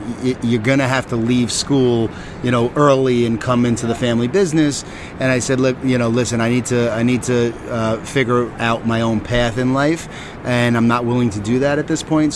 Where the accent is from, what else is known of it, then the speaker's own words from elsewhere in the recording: Huntington, New York, United States; also born or lived in Arizona; I'm from New York. So, yeah, born and raised in Huntington, Long Island